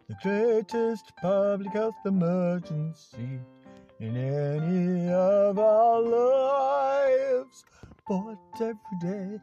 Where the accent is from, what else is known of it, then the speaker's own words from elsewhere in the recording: United Kingdom; we're British